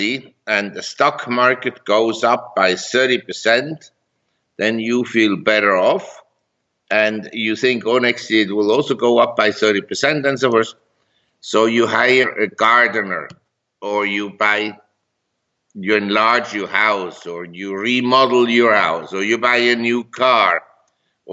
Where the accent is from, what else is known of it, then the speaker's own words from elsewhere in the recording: Zurich, Switzerland; moved away as an adult; also born or lived in Geneva, Switzerland / London, United Kingdom / New York, United States / Hong Kong; now in Chiang Mai, Thailand; I grew up in Geneva and Zurich, and I went to school in Zurich